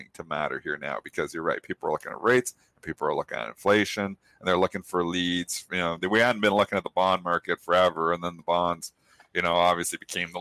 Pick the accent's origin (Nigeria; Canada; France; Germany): Canada; I'm a Canadian.